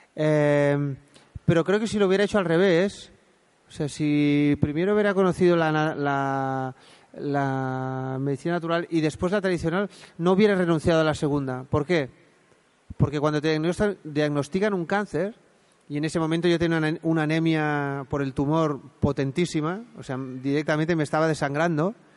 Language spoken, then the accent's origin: Spanish; Spain; en Montanui, de donde yo soy